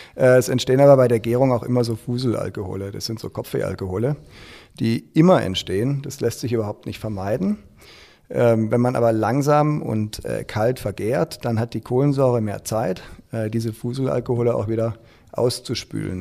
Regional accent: Stuttgart, Baden-Württemberg, Germany; moved away as an adult; also born or lived in Frankfurt; now in Schwäbisch Hall, Germany; ich bin ja eigentlich in Stuttgart groß geworden

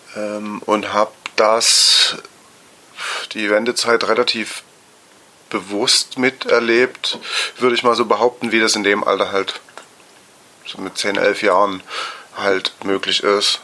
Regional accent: Dresden, Saxony, Germany; ich bin 1978 geboren in Dresden und auch dort aufgewachsen

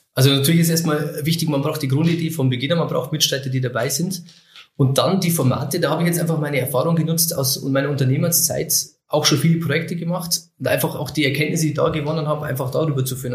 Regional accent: Oberviechtach, Bavaria, Germany; also born or lived in Wilhelmsried; 83 bin ich geboren in Oberwichtach

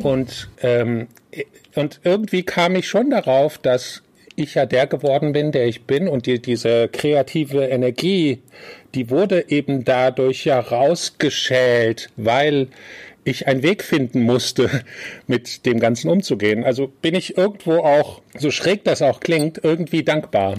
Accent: Germany; German is a second language; also born or lived in small village abroad (country not named); now in Malta; dann bin ich schon mit sechs nach Deutschland gekommen und konnte kein Wort Deutsch sprechen

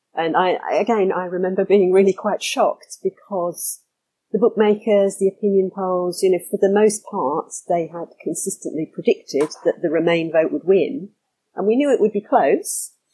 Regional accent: London, United Kingdom; I'm originally from London, from the suburbs, so not from the centre.

